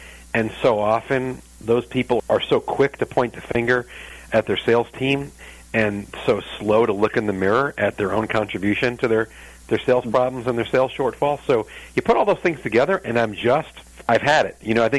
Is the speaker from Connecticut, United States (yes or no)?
no; New York, United States; moved away as an adult; now in St. Louis, United States; I'm from New York. And I've been in St. Louis over 20 years